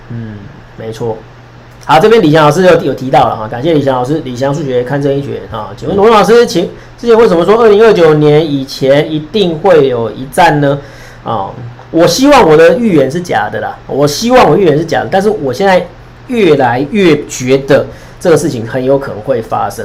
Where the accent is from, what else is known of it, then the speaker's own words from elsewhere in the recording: Taiwan; 不是我们台湾要往美国那边倒，是你们对岸逼的我们必须要往这边倒。